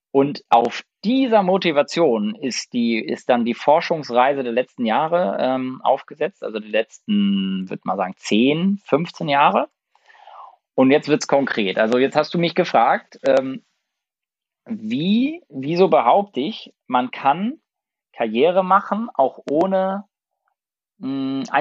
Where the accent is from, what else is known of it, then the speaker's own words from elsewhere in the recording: Lübeck, Schleswig-Holstein, Germany; und ich bin in Lübeck geboren und im Umfeld von Lübeck aufgewachsen, in einem ganz, ganz kleinen Dorf. Und äh, da gab es fünf Bauernhöfe und 60 äh, Häuser.